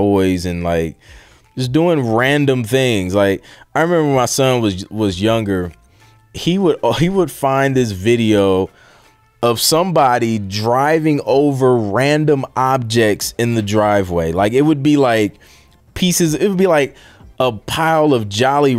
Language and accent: English; Ohio, United States; I'm from Ohio